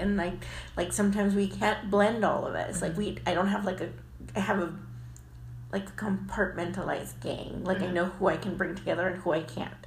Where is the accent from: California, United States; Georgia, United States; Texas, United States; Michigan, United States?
Texas, United States; the Valley; now in San Antonio, United States; I'm from the Valley, so I'm not really a San Antonian